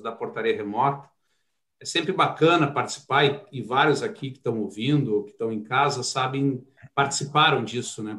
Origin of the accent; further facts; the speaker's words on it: Porto Alegre, Rio Grande do Sul, Brazil; sou de Porto Alegre, né? Iniciei minha trajetória lá